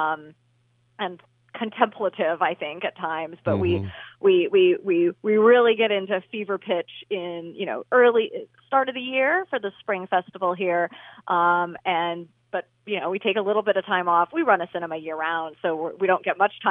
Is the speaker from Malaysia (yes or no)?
no; Seattle, Washington, United States; now in Milwaukee, United States; I'm not originally from Milwaukee, but as a Seattleite originally